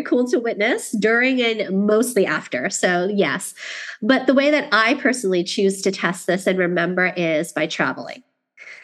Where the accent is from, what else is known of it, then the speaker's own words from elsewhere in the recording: New York City, New York, United States; moved away; being a New Yorker who lived in Queens